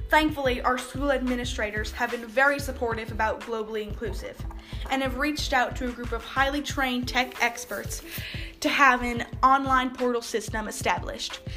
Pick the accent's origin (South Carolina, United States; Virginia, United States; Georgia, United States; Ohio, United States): South Carolina, United States; I'm from South Carolina.